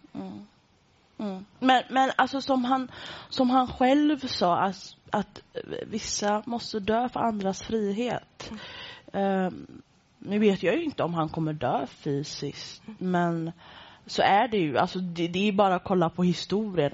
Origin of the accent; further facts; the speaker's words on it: Gothenburg, Västra Götaland, Sweden; jag är från Göteborg